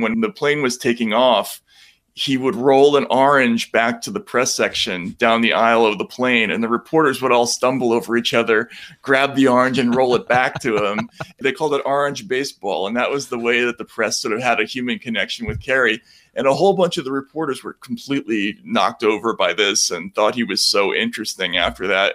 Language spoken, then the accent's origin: English; Boston, Massachusetts, United States; I'm from Boston